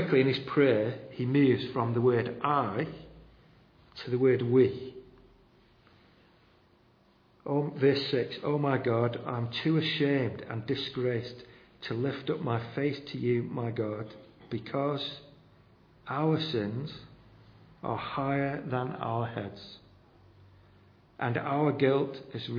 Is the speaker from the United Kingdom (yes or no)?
yes; United Kingdom; we're just very reserved as British people